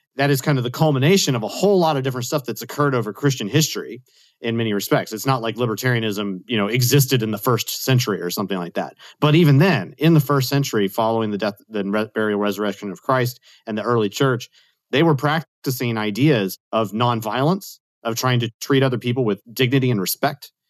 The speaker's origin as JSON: {"language": "English", "town": "Austin", "region": "Texas", "country": "United States", "tie": "born or raised there", "said": "I grew up in Austin, Texas"}